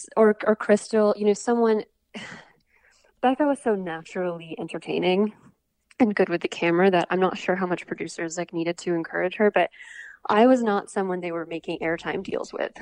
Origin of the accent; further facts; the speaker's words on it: Morgantown, West Virginia, United States; moved away as an adult; also born or lived in Charleston, South Carolina; I was born and raised until college in West Virginia